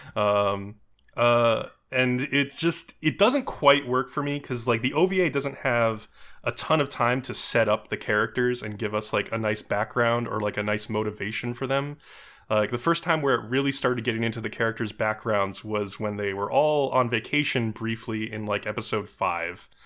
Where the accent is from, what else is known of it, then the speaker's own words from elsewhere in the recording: New York, United States; As a New Yorker myself